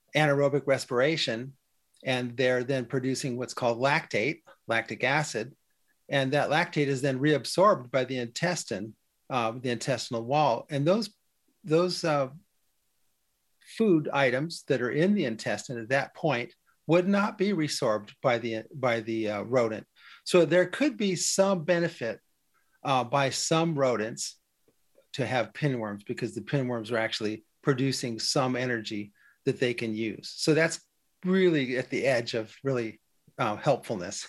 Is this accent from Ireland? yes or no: no; Western Oregon, United States; when I was a kid growing up in Western Oregon, we had a farm